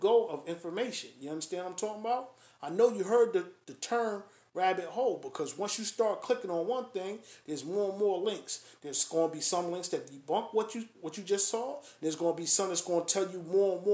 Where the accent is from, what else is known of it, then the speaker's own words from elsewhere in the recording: Springfield, Massachusetts, United States; I grew up in Springfield.